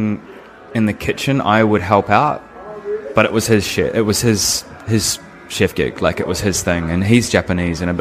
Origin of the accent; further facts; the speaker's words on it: Nelson, New Zealand; moved away as an adult; also born or lived in Wellington / Australia / Queensland; My hometown. Right. So this is in Nelson